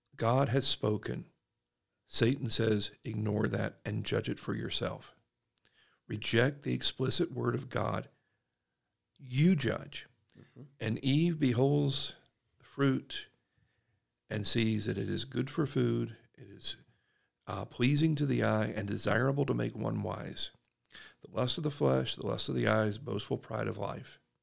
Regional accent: South Georgia, United States; now in Utah, United States; I'm from South Georgia

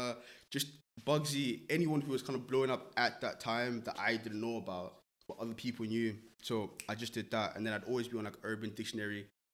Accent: Zimbabwe; now in United Kingdom; And I don't mean that in a negative way, but I feel like Zimbabwe, as much as it is home, didn't really have much to offer me.

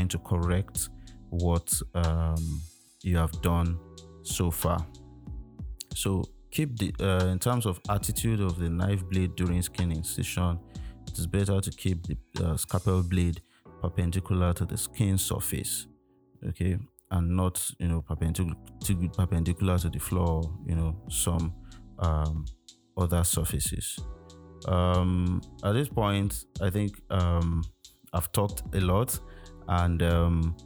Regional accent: Nigeria; as a Nigerian citizen

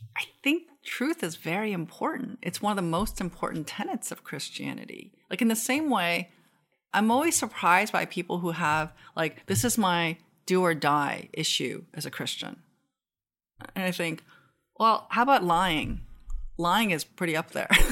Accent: Seoul, South Korea; also born or lived in Japan; now in United States; I grew up in Seoul and then I came to the US.

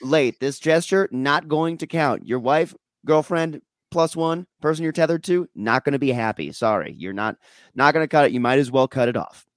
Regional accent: Minnesota, United States; I'm from Minnesota

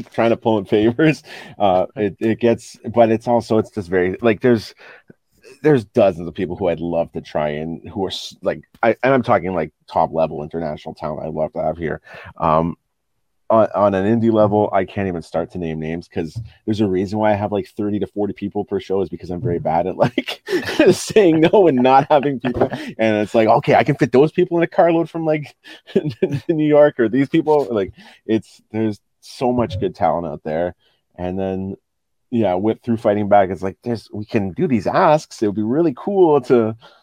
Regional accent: Ottawa, Ontario, Canada; growing up in Ottawa

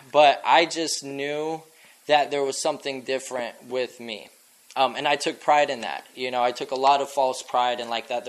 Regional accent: Scottsdale, Arizona, United States; also born or lived in Blanding, Utah; I fucking grew up in Scottsdale

